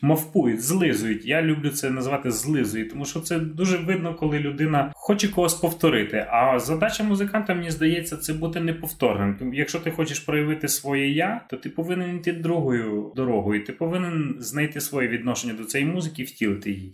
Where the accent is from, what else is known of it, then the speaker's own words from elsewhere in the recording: Carpathians, Chernivtsi Oblast, Ukraine; А я ж виріс в Карпатах. Я ж з Чернівецької області, я ці гори облазив в дитинстві